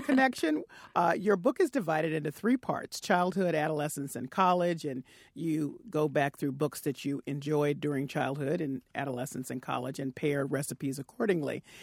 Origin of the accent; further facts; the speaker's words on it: the South, United States; I was a, little brown girl growing up in the South